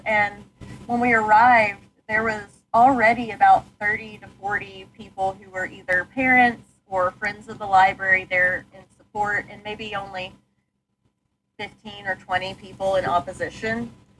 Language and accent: English; Texas, United States; like I grew up in North Texas, like McKinney